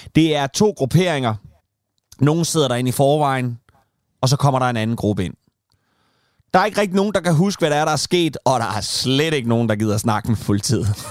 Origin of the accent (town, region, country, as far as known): Kalundborg, Zealand, Denmark; born or raised there; moved away